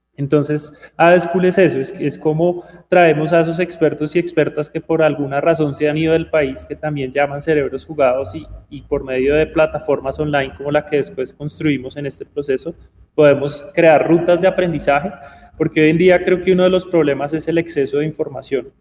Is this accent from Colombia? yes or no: yes; Bogotá, Colombia; also born or lived in Armenia, Quindío, Colombia / India / Poland / Amsterdam, Netherlands; nací en Armenia, pero crecí en, Bogotá.